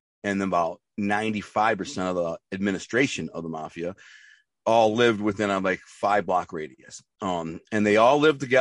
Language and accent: English; Grosse Pointe, Michigan, United States; born or raised there